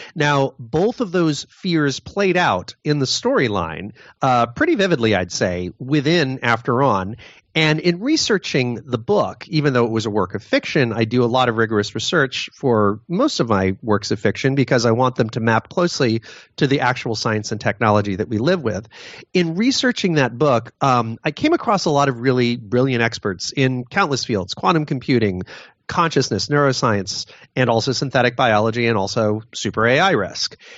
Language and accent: English; Connecticut, United States; my home state of Newtown, Connecticut